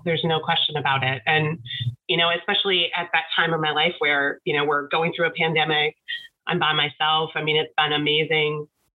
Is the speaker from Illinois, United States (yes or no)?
no; Watertown, Wisconsin, United States; moved away; I grew up in Watertown.